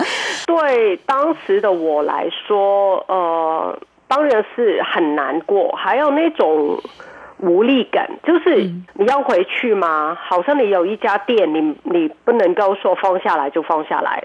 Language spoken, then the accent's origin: Chinese; Hong Kong; moved away as an adult; now in Tainan, Taiwan; 我跟其他香港人一样，经历过二零一四年的雨山运动